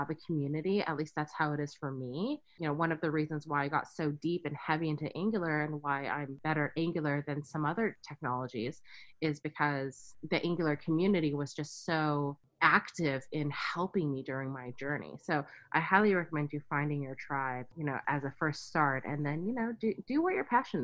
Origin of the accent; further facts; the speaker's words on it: Silicon Valley, California, United States; growing up in the Silicon Valley